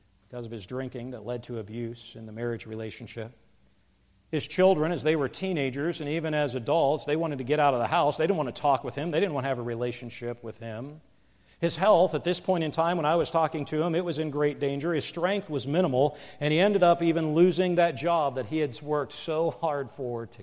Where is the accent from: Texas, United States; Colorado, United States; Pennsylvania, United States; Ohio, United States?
Pennsylvania, United States; moved away; where I grew up in Pennsylvania